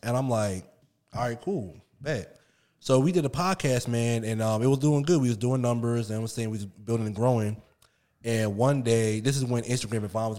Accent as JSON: {"language": "English", "town": "Willingboro", "region": "New Jersey", "country": "United States", "tie": "born or raised there", "moved": "as an adult", "lives_now": "Richmond, United States", "said": "All right, I'm from Willenboro, New Jersey, man. Born and raised South Jersey, shout out 609."}